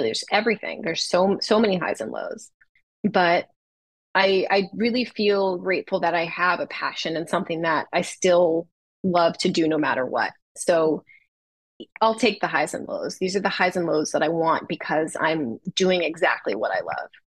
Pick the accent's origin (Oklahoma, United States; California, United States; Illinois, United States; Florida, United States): California, United States; Los Angeles; my hometown